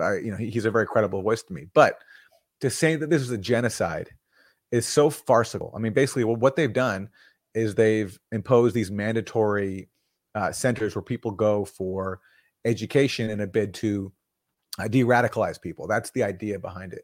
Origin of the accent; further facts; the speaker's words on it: Vancouver, British Columbia, Canada; I'm from Vancouver, Canada